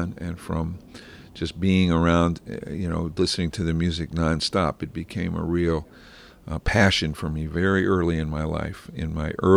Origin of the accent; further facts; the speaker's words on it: Columbus, Ohio, United States; moved away; also born or lived in San Francisco; I grew up in Columbus, Ohio, which was a tremendous jazz town at that time